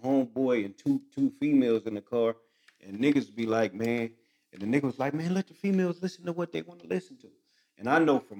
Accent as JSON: {"language": "English", "town": "San Bernardino", "region": "California", "country": "United States", "said": "I'm from San Bernardino"}